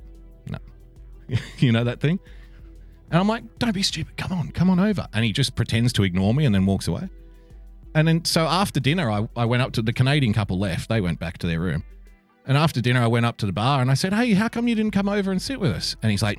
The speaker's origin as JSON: {"language": "English", "town": "Western Sydney", "region": "New South Wales", "country": "Australia", "said": "I'm from Western Sydney, and I don't really sound like a lot of other Western Sydney people sound. I was raised by people who English is their second language."}